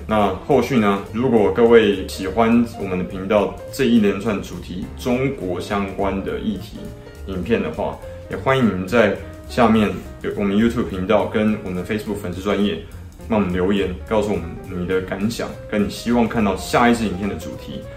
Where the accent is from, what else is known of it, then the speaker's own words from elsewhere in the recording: Taiwan; 我们台湾人跟 香港人